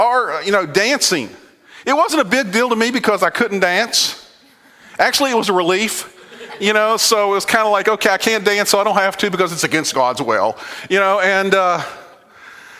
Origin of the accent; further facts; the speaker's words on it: Virginia, United States; moved away; I grew up on the East Coast in Virginia, and I grew up in a Southern Baptist background.